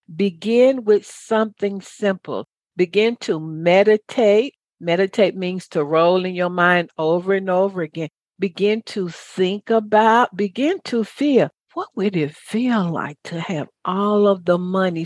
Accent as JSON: {"language": "English", "region": "the South", "country": "United States", "said": "I grew up in a good old Baptist church. I'm from the South"}